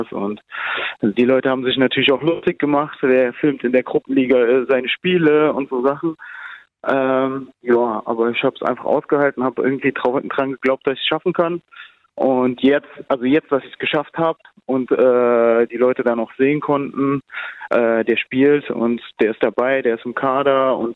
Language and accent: German; Germany; Ich bin ja auch, also ich bin ja auch in Deutschland aufgewachsen und identifiziere mich so damit.